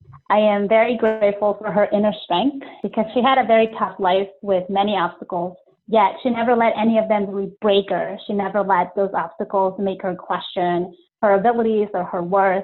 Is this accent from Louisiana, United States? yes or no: no; Maryland, United States; also born or lived in Peru; I am originally from Peru, but I moved to the U.S. with my family when I was 10 years old. Generally, I call the D.C. area home, but more specifically, I grew up in Maryland